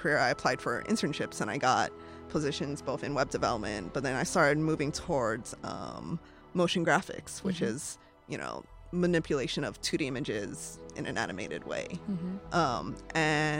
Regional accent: Hawaii, United States; moved away as an adult; also born or lived in Los Angeles / San Francisco; I was born and raised in Hawaii, which is a very diverse state

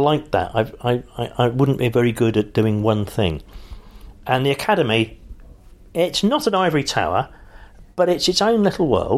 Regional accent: London, United Kingdom; I am a Londoner

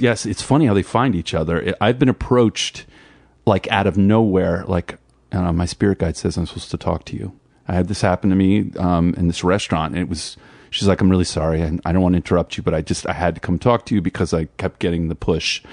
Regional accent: New Jersey, United States; I'm from Jersey

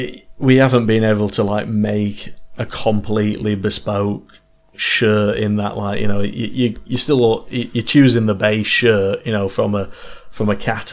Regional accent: Manchester, North West England, United Kingdom; obviously we're from Manchester

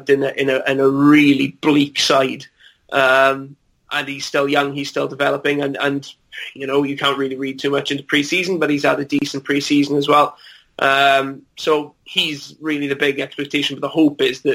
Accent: Wales, United Kingdom; as a Welshman

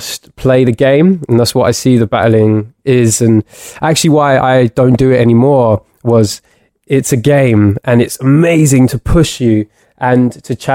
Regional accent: London, United Kingdom; growing up in London

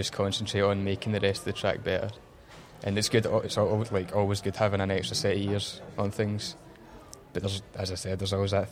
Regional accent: Motherwell, Scotland, United Kingdom; I was from Motherwell, man, Lanarkshire

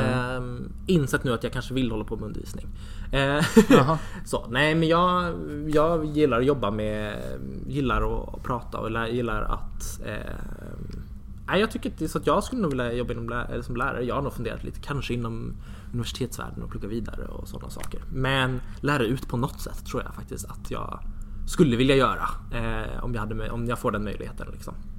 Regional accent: Järna, Stockholm County, Sweden; also born or lived in Jönköping; jag är uppvuxen i Järna. Det ligger precis utanför Södertälje

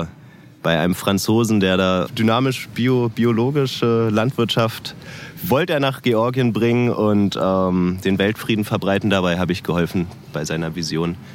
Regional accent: Berlin, Germany; das kenne ich jetzt ja als Berliner nicht so

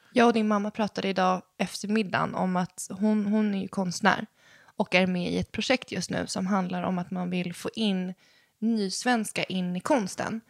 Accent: Sweden; våra pappor är från Chile och vi är födda i Sverige

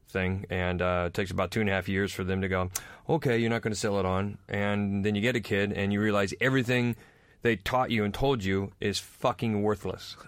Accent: United States; moved away; I'm American

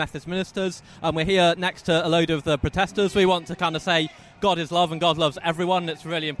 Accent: Coventry, West Midlands, United Kingdom; I'm a Methodist minister. I'm from Coventry

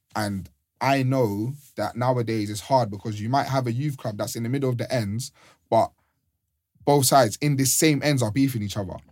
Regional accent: London, United Kingdom; where I'm from, I grew up in Mozart

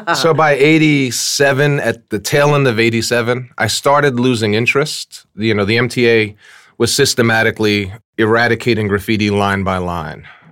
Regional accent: New York City, New York, United States; We grew up in Fort Greene, um, Brooklyn, Fort Greene, Clinton Hill section of Brooklyn

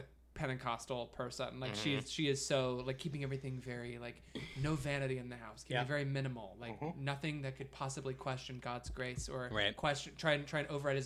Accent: Ohio, United States; where I grew up in Ohio

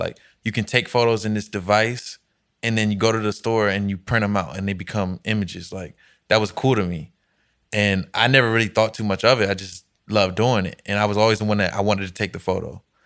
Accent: Alexandria, Virginia, United States; I'm from Alexandria, Virginia.

